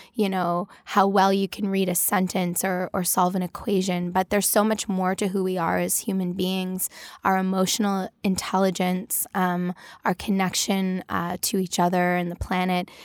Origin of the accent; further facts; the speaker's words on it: Toronto, Ontario, Canada; I grew up in Toronto